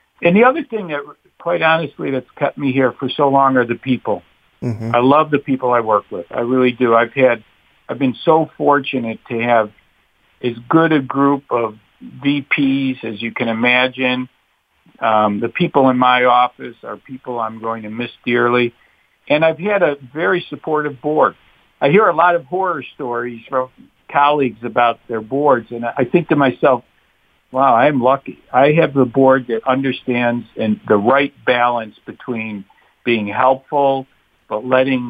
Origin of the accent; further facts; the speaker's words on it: Rochester, New York, United States; moved away; I grew up in Rochester